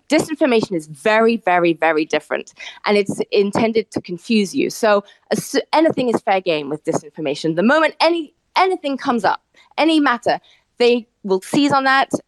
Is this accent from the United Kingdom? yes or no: yes; United Kingdom; moved away as an adult; now in New York, United States; I'm obviously British, but I've lived in New York for 20 years